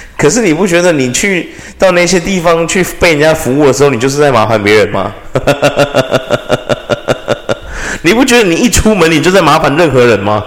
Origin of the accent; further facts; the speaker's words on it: Taiwan; 我是一个台湾人啦